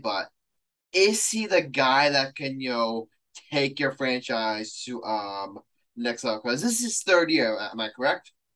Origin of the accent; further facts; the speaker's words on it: New York, United States; I'm a New Yorker.